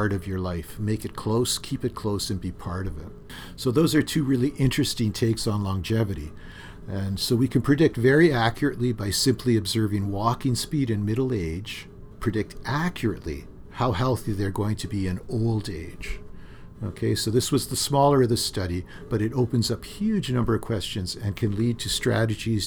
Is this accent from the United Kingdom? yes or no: no; Thunder Bay, Ontario, Canada; When I was growing up in Thunder Bay, I had a part-time job at the grain elevators